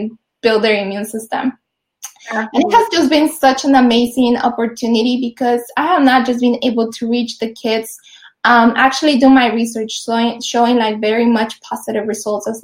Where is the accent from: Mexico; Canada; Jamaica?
Mexico; Mexico City; now in Los Angeles, United States; I grew up in Mexico City, so it was like a concrete jungle, just like Los Angeles, where I currently live.